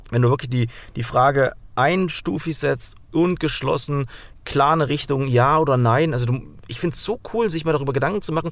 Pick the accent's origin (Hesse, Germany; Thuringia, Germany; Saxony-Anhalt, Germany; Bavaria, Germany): Thuringia, Germany; Wenn ich ab und zu mal ein halbes Bier trinke, ja, dann merken auch alle, ich komme aus Thüringen, äh, dann versteht mich keiner mehr.